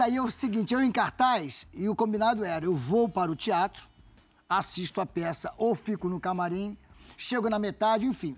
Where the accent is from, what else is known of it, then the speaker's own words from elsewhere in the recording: Rio de Janeiro, Brazil; eu nasci ali em São Cristóvão. Então, minha infância foi dentro do Vasco